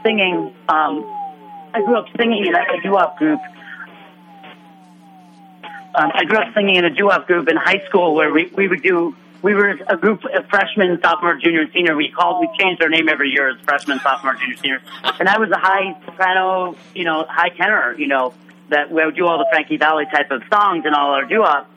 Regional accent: New Jersey, United States; I'm from New Jersey, raised from a very young age. My parents still live there.

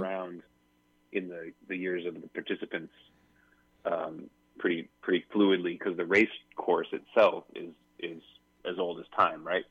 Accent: Pacific Northwest, United States; I grew up sailing in the Pacific Northwest

